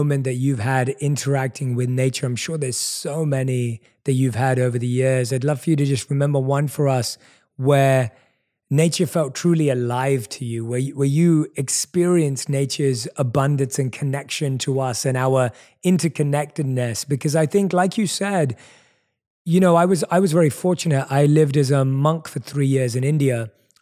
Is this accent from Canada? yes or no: no; London, United Kingdom; growing up in London, where I was born and raised